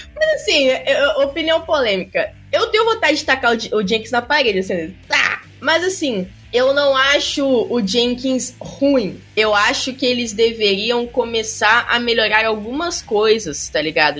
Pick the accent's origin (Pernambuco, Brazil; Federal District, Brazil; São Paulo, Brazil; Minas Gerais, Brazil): São Paulo, Brazil; moved away as an adult; also born or lived in Porto Alegre; now in Rio de Janeiro, Brazil; eu sou paulista